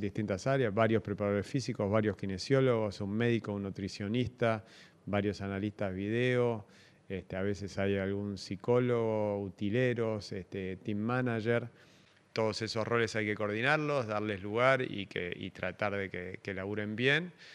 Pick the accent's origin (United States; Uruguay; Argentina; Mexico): Argentina; soy argentino, nací acá